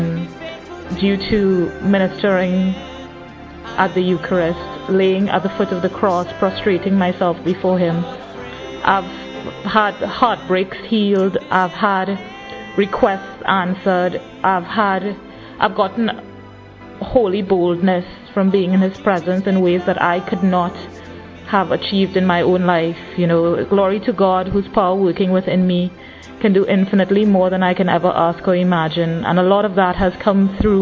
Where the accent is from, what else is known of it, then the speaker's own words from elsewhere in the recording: Trinidad & Tobago; I'm in my early 30s and I'm from Trinidad